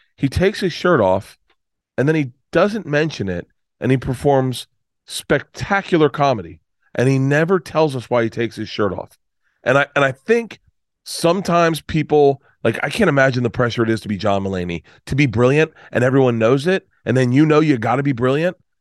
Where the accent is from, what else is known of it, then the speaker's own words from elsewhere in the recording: Tampa, Florida, United States; moved away; I grew up in Tampa.